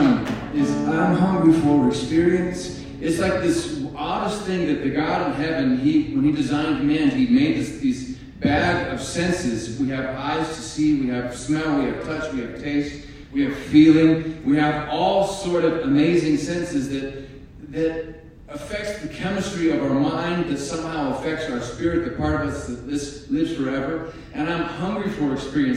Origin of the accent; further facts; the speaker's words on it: Alaska, United States; moved away as an adult; also born or lived in Durango, Colorado; now in Texas, United States; I am not from Texas. I am from Alaska. I was born and raised on a little island. I grew up on a fishing boat